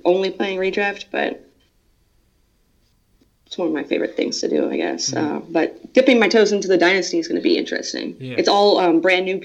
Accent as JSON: {"language": "English", "town": "Dallas", "region": "Texas", "country": "United States", "tie": "born or raised there", "said": "I've been living in the Dallas area for my entire life"}